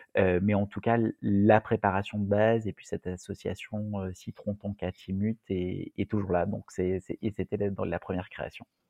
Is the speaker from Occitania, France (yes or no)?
no; Marseille, Provence-Alpes-Côte d'Azur, France; en tant que Marseillais